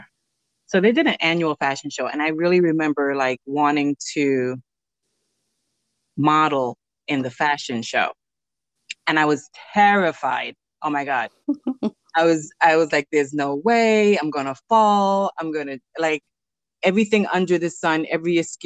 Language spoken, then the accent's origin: English; New York City, New York, United States; also born or lived in Belize; I also grew up in Flatbush too, a little